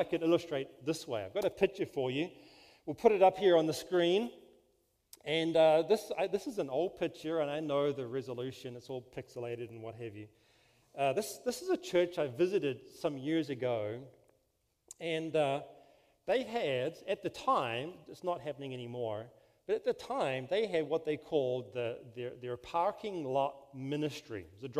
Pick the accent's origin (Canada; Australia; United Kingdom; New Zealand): New Zealand; now in California, United States; Yes, I'm from New Zealand. Is the accent okay? You know, it's funny, because you can't really control an accent, right? It just is what it is. And but we've lived here a total of 15 years in California.